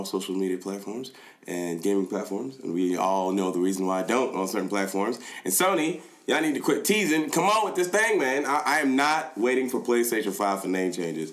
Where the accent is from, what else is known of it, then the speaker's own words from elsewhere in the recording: Nigeria; I am Nigerian